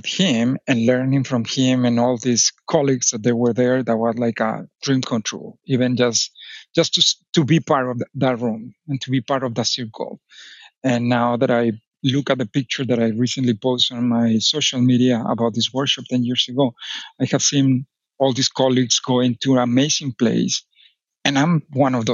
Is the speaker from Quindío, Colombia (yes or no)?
no; Medellín, Antioquia, Colombia; now in Texas, United States; I grew up in Medellin, Colombia